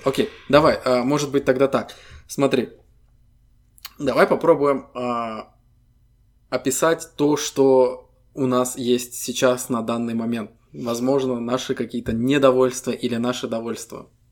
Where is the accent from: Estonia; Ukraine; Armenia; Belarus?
Estonia; Мы ребята из Эстонии